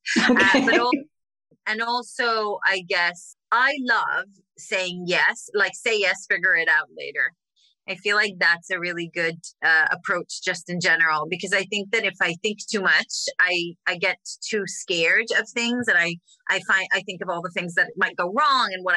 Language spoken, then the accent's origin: English; Israel; moved away; I grew up in Israel